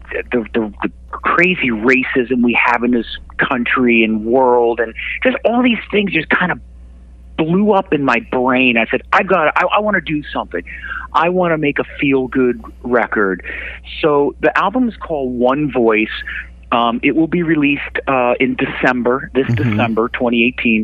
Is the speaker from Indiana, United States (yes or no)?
no; Connecticut, United States; here in my hometown in Connecticut